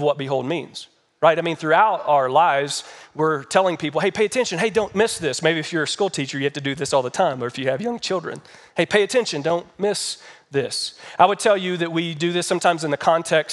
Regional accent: Kentucky, United States; now in Colorado Springs, United States; I'm from Kentucky.

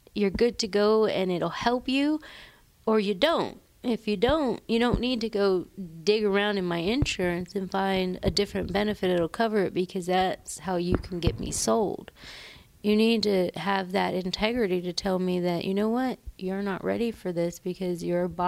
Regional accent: the South, United States; I am from the South.

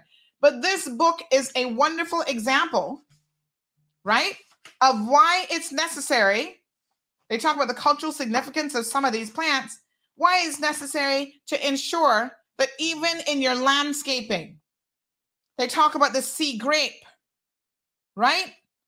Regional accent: United States; now in Cayman Islands; I was away from this country for 15 years of my life. I grew up in the United States of America.

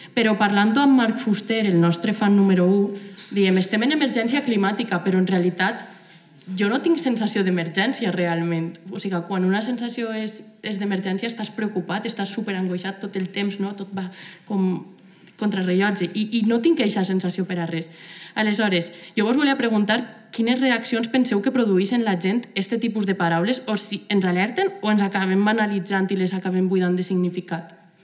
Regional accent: Gandia, Valencian Community, Spain; soc de Gandia

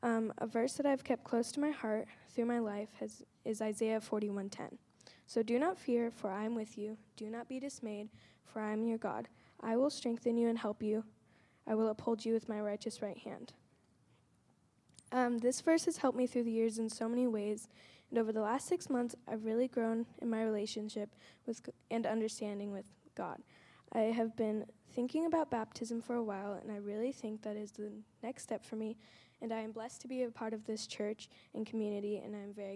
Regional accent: New York City, New York, United States; born or raised there; also born or lived in London

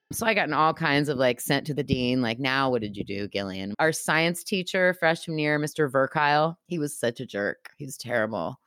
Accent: United States

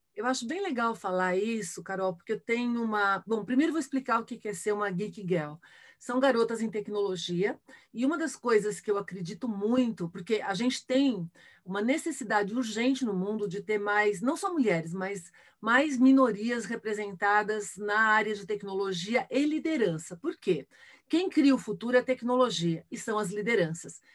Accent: Brazil; accent: Brazilian; já passei por preconceito de ser brasileira, por exemplo, no exterior, nos Estados Unidos

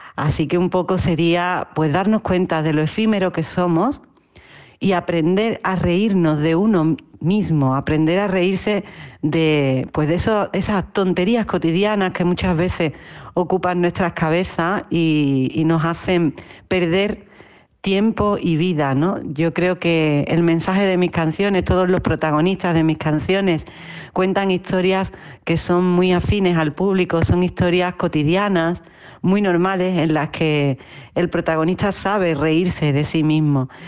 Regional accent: Utrera, Andalusia, Spain; now in Madrid, Spain; te hablo desde Madrid, que es el sitio donde vivo, aunque soy original de Utrera, un pueblecito del sur de Andalucía, al sur de España

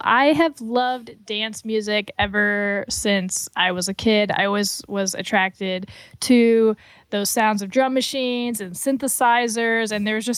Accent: Florida, United States; moved away as an adult; also born or lived in Atlanta / Detroit / Chicago; now in Indiana, United States; I grew up in Florida

